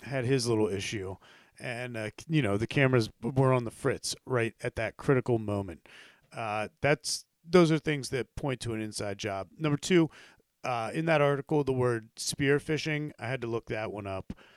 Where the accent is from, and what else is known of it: United States